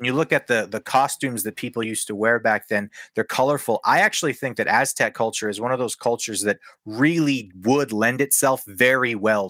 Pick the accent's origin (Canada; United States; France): Canada; I'm a Canadian wrestling fan